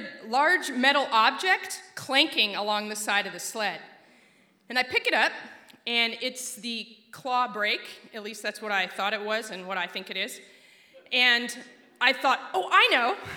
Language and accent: English; Alaska, United States; I grew up in Alaska